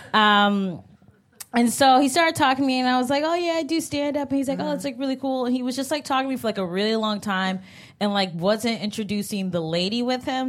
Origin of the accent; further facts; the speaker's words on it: Cleveland, Ohio, United States; now in New York, United States; I'm from Cleveland.